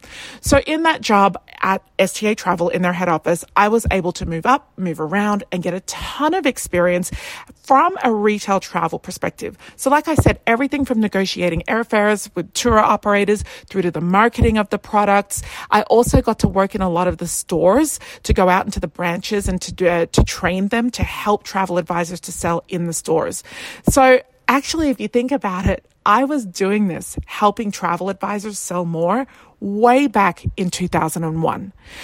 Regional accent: Australia; moved away as an adult; now in London, United Kingdom; But I moved from Australia to the UK with $326 in my pocket.

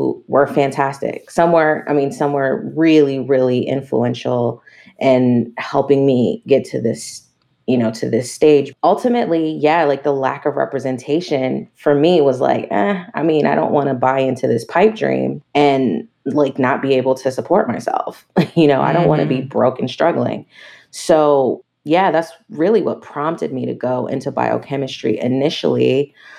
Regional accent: Maryland, United States; moved away as an adult; also born or lived in New York; now in Los Angeles, United States; I grew up in Maryland in the D.C. metropolitan area

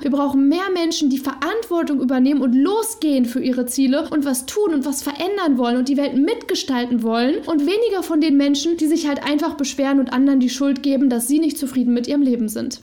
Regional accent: Germany; Ich bin in Deutschland geboren, ich bin super privilegiert aufgewachsen

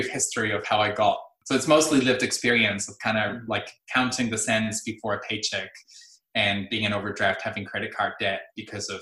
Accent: Tijuana, Baja California, Mexico; moved away as an adult; now in New Zealand; I'm a first generation immigrant from Mexico. I've been here in Aotearoa since 2006

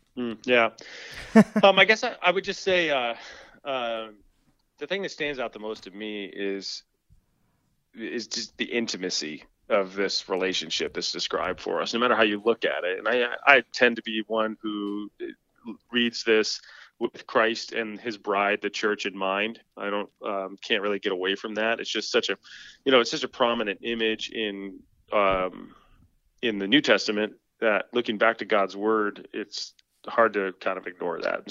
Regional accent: Michigan, United States; moved away as an adult; now in Orchard Park, United States; I grew up in Michigan

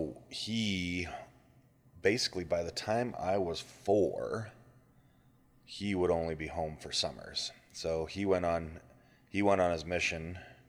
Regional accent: Calgary, Alberta, Canada; I was born in Calgary.

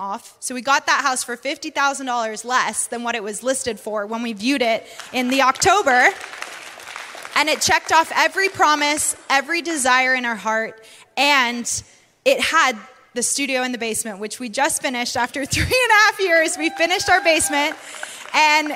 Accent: Canada; accent: Canadian and British; also born or lived in United Kingdom; now in North Carolina, United States; we're from Canada, so we always grew up with basements

